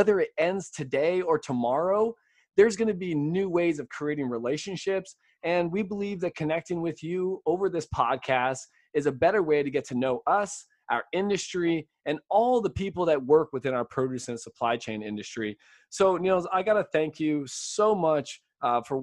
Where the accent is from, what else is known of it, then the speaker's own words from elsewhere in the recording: California, United States; now in Florida, United States; coming from my home state of California